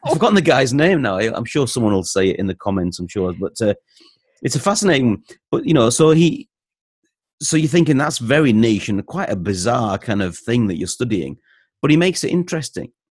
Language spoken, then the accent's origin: English; North East England, United Kingdom; now in Leeds, United Kingdom; I lived in the northeast of England. I moved to Leeds in, uh, in the late eighties with my dad and his job, and I've stayed here ever since. So I'm from Leeds in West Yorkshire